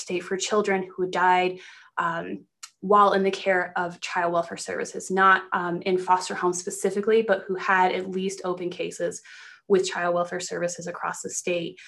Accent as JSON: {"language": "English", "town": "Granby", "region": "Colorado", "country": "United States", "tie": "born or raised there", "said": "I grew up in Colorado. I grew up in a very small mountain town called Granby."}